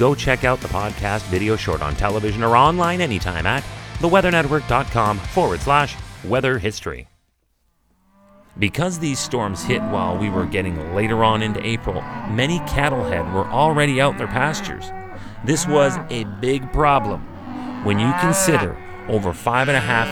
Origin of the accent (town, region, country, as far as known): Canada